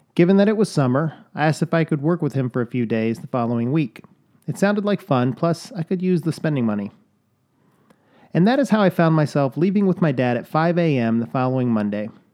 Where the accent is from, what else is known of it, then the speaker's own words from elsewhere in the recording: Chicago, Illinois, United States; I can say soda, I was born in Chicago